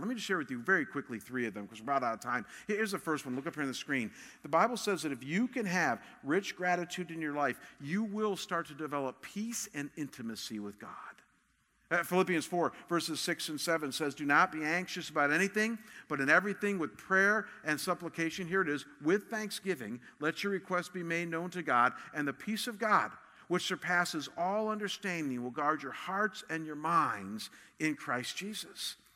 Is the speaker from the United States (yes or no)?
yes; Cleveland, Ohio, United States; moved away; I come from Cleveland